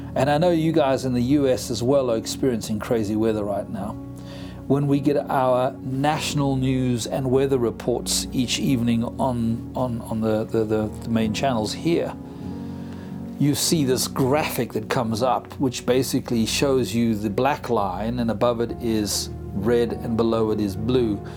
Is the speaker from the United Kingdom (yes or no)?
no; South Africa; first language English; I'm a English speaking South African.